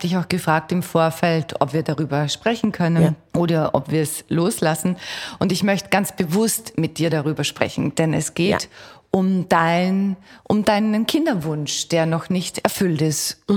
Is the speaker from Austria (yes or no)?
yes; Austria; now in Vienna, Austria; ich bin zum Beispiel am Land aufgewachsen